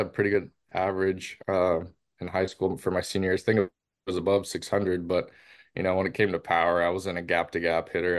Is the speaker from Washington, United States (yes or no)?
yes; Seattle, Washington, United States; moved away as an adult; my hometown team